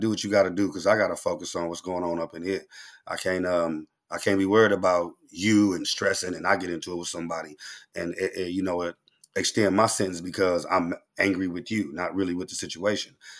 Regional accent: Oakland, California, United States; I'm from Oakland. You know, we popping, uh, we talk fast

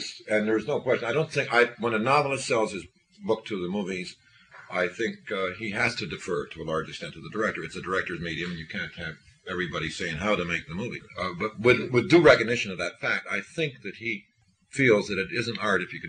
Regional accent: San Francisco, California, United States; I came from San Francisco

